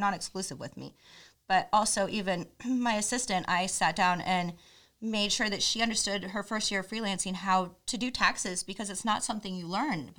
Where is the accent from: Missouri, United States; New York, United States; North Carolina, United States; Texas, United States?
Missouri, United States; I'm from Missouri